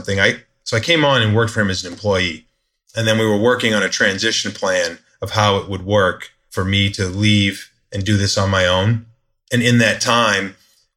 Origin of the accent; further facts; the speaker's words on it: Maine, United States; moved away; also born or lived in South Florida; where I was born in Maine, but I hadn't been there since 2000.